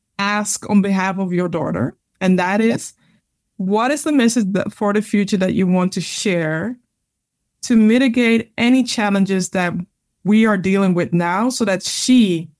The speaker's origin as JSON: {"language": "English", "country": "Ghana", "said": "when I'm sharing things from my perspective, as in Ghanaian people are very humble, right? And it's more like we are more invisible than visible."}